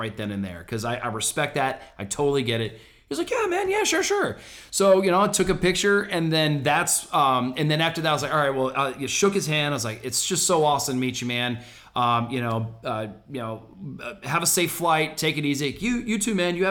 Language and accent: English; Orlando, Florida, United States